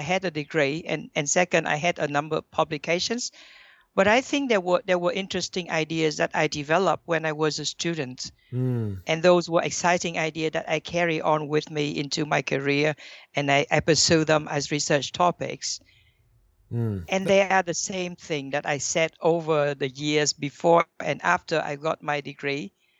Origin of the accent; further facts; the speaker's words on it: Thailand; also born or lived in Vietnam; I was born in Vietnam. But then very early on, I moved to Thailand.